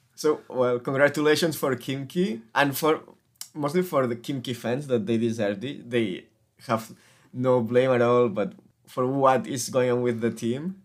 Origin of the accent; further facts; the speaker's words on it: Spain; we are from Spain